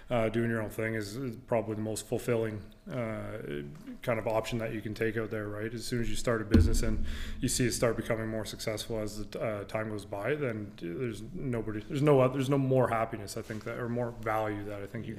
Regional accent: Chatham-Kent, Ontario, Canada; also born or lived in Amherstburg, Ontario; Moved to Chatham when I was young, like two. Uh, spent most of my time in Chatham growing up through grade eight

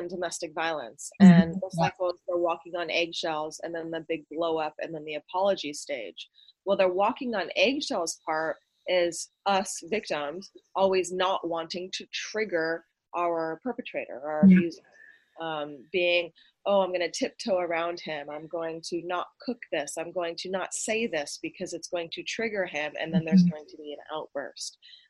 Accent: Idaho, United States; born there; also born or lived in Hawaii / Vermont / Arizona / California; now in Los Angeles, United States; I am 35 years old and I was born in Idaho. Moved around my whole life. My daddy was military, so I've lived in Hawaii and Vermont, Arizona, California, all over the place.

